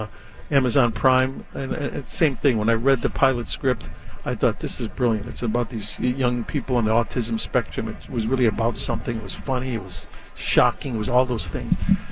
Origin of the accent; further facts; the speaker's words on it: Chicago, Illinois, United States; moved away; I mean, I grew up in Chicago, so all the Chicago teams.